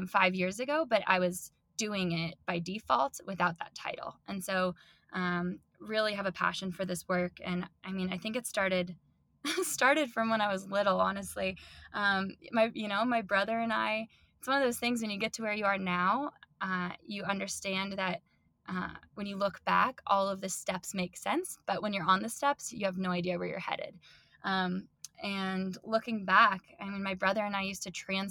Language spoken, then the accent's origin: English; Denver, Colorado, United States; moved away as an adult; also born or lived in New Zealand; I was born and raised in Denver.